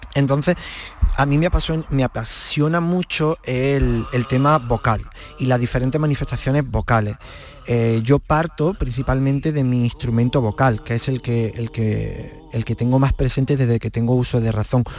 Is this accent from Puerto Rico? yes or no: no; Villa del Río, Andalusia, Spain; yo soy de pueblo, de Villa del Río, un pueblo de Córdoba